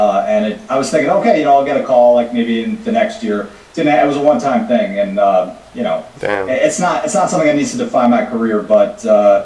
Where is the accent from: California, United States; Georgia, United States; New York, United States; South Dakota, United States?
New York, United States; upstate; middle class upbringing in upstate New York